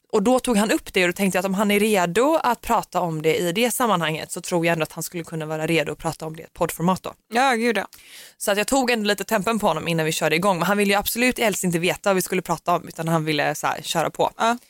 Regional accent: Gothenburg, Västra Götaland, Sweden; jag är från Göteborg

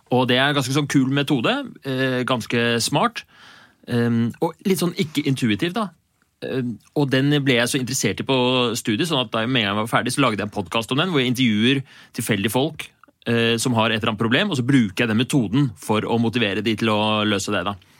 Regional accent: Oslo, Norway; jeg er fra Bjølsen i Oslo

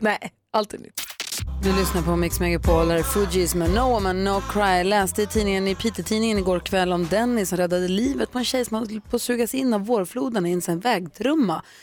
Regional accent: Luleå, Norrbotten County, Sweden; also born or lived in Falun; tillbaka till Luleå där vi växte upp

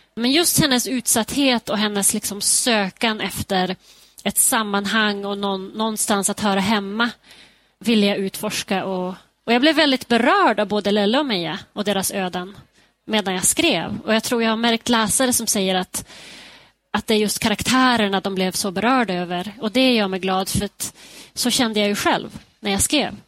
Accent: Skellefteå, Västerbotten County, Sweden; now in Denver, United States; min hemstad Skellefteå

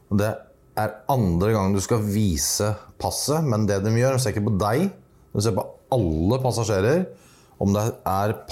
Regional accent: Norway; Jeg er mm. papirløs, men jeg er nordmann.

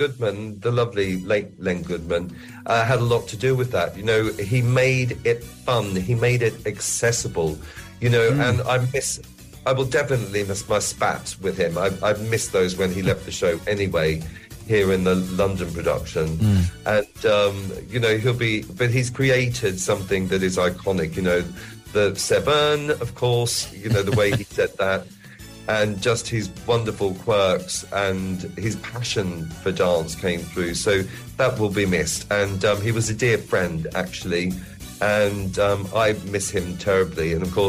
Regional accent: Australia; moved away; Obviously, my accent has changed quite considerably. But... definitely, when I go home, I get a bit more of an Australian drawl and twang. But I do miss Australia in that way.

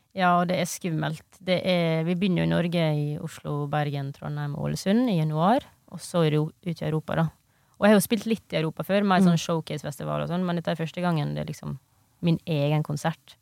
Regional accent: Ioannina, Epirus, Greece; moved away; i Hellas, i den heimbyen min der, mm. da, mm. som heter Jannina

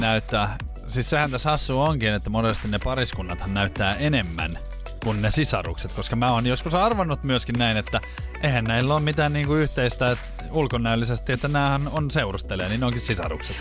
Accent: Espoo, Uusimaa, Finland; now in Helsinki, Finland; olla niinku sit espoolainen. Kato, sieltähän mä oon kotoisin

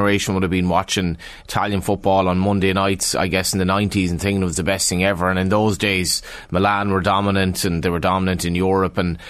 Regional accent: west of Ireland, Ireland; in the west of Ireland when I was a kid

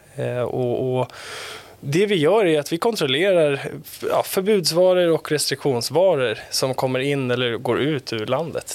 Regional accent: Stockholm, Stockholm County, Sweden; vi bodde i Gröndal

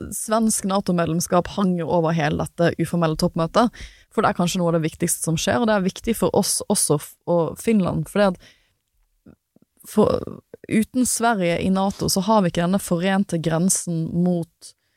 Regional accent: Norway; jeg er en praktikant fra Norge

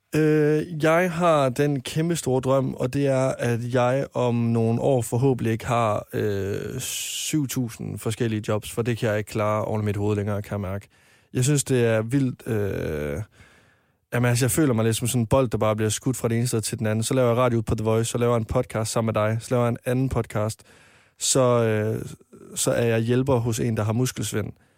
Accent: Varde, Southern Denmark, Denmark; moved away as an adult; now in Copenhagen, Denmark; jeg var med i en drengegruppe hjemme i Varde

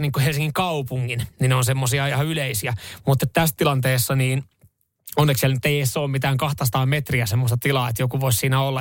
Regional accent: Seinäjoki, South Ostrobothnia, Finland; born or raised there

